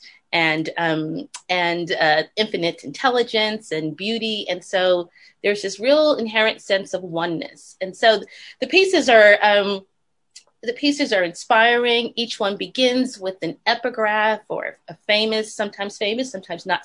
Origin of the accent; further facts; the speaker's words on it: New York City, New York, United States; moved away as an adult; also born or lived in New Haven, Connecticut; now in Los Angeles, United States; I grew up in the Bronx, the South Bronx, exactly, attending a Baptist church, a small Baptist church